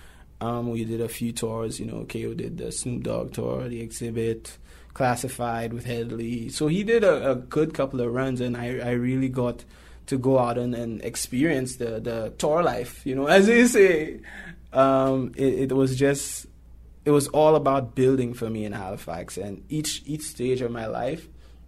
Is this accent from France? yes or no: no; St. Lucia; now in Toronto, Canada; I'm from St. Lucia